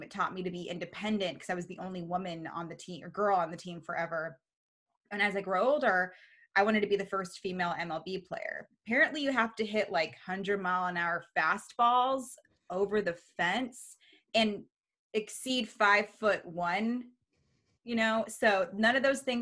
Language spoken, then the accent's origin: English; Reno, Nevada, United States; moved away as an adult; also born or lived in Baltimore, Maryland / Monterey, California; now in Bay Area, United States; We lived there from the time I was nine. And then we moved to Reno. So Reno's my hometown.